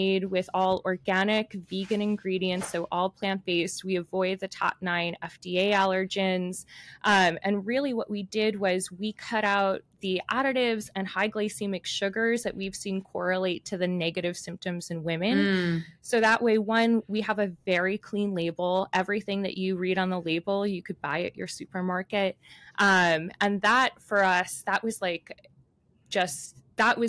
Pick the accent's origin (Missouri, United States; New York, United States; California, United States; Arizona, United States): New York, United States; New York City; I grew up in New York City